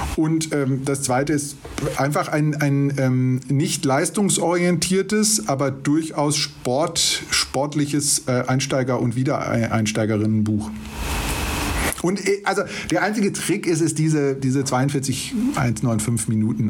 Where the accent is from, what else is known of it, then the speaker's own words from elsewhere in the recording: Ruhr area, North Rhine-Westphalia, Germany; now in Munich, Germany; Ich komme gebürtig aus dem Ruhrgebiet.